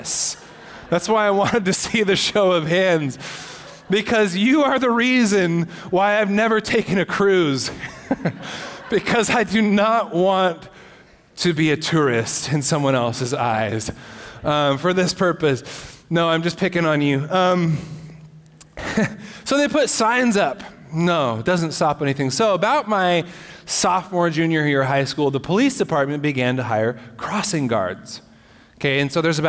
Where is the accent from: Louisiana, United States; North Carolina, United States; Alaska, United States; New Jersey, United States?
Alaska, United States; Ketchikan; moved away; I grew up in Alaska, in Ketchikan, Alaska